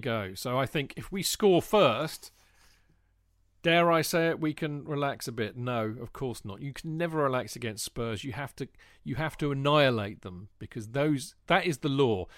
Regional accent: England, United Kingdom; being an Englishman

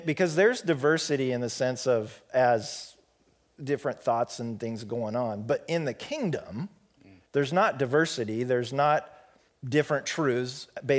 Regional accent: Pacific Northwest, United States; this white boy growing up in the Pacific Northwest

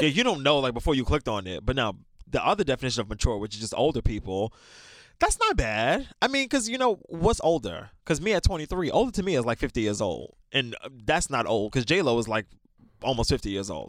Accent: New York City, New York, United States; I'm from New York

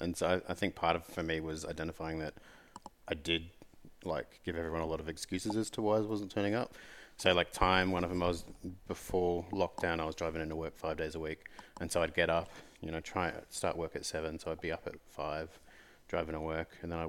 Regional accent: Gold Coast, Queensland, Australia; So when I was a kid, I grew up on the Gold Coast, and so I surfed a lot.

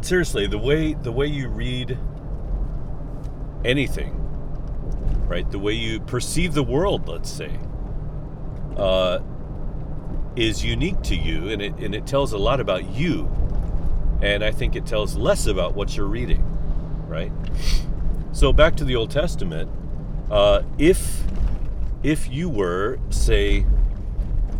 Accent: United States; I feel like I'm American

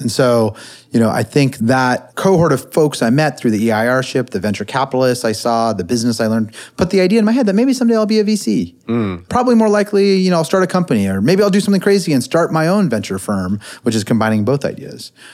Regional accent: Silicon Valley, California, United States; I grew up in the Silicon Valley

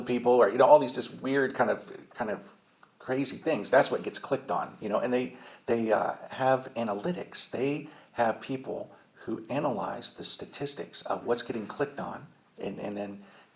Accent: Indiana, United States; I'm from Indiana

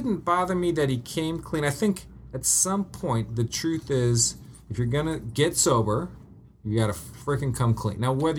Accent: Denver, Colorado, United States; moved away as an adult; because I grew up in Denver

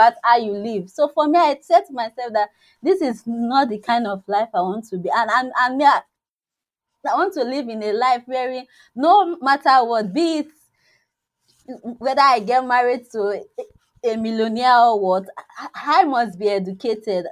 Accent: Nigeria; from Nigeria

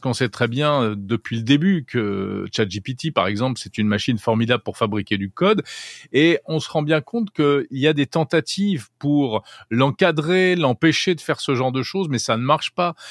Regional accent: France; chez nous en France

